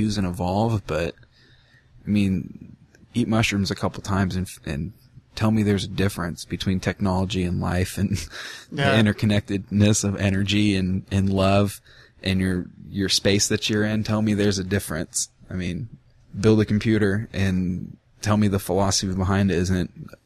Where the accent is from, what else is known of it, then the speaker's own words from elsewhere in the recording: United States; having American blood and having an American birth certificate